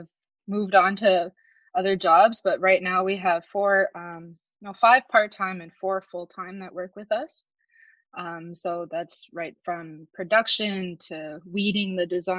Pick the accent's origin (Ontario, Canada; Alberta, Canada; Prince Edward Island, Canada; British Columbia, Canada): Prince Edward Island, Canada; Abegweit First Nation; I'm 24 years old and I'm from Abiquit First Nation.